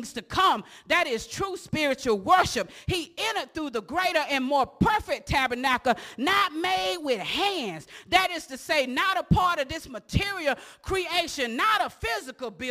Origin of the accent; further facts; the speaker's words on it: Osceola, United States; from Osceola